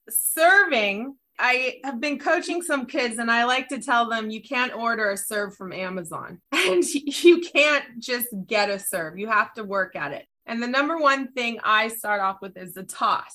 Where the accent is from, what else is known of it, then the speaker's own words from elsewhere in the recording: San Diego, California, United States; I was raised in San Diego